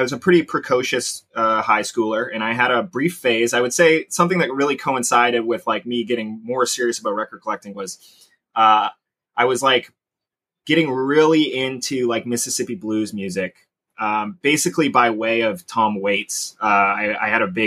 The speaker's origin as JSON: {"language": "English", "town": "Sarnia", "region": "Ontario", "country": "Canada", "tie": "born or raised there", "also_born_or_lived": "Corunna, Ontario", "said": "I grew up in Sarnia"}